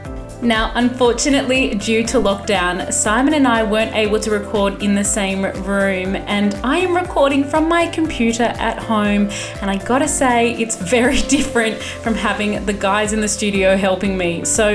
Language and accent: English; Sydney, New South Wales, Australia; I'm from Sydney.